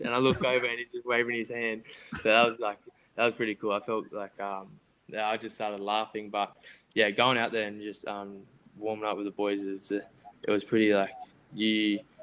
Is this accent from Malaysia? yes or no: no; Castle Hill, New South Wales, Australia; I grew up in Castle Hill.